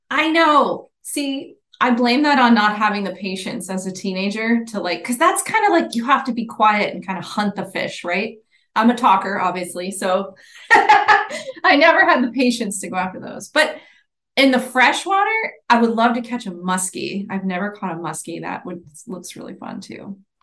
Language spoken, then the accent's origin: English; Islamorada, Florida, United States; also born or lived in Ohio; I grew up there. It's my, my hometown